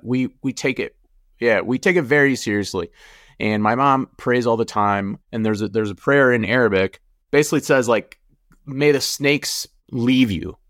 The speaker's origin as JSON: {"language": "English", "country": "United States", "tie": "born or raised there", "also_born_or_lived": "Jordan", "said": "Growing up in America"}